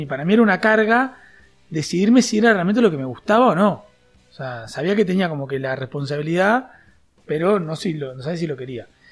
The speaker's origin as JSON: {"language": "Spanish", "town": "Juanicó", "region": "Canelones", "country": "Uruguay", "tie": "born or raised there", "also_born_or_lived": "Montevideo", "said": "nací en Montevideo en un hospital, pero enseguida me fui a vivir a, a Juanico"}